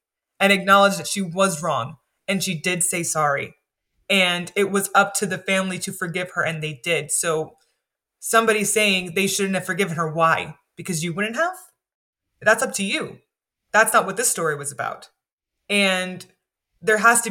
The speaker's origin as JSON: {"language": "English", "country": "United States", "tie": "born or raised there", "said": "I grew up in the States"}